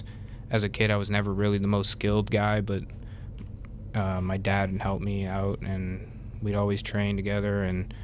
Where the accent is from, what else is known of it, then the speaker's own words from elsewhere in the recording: Canada; moved away as an adult; also born or lived in West Virginia; now in Huntington, United States; I'm from Canada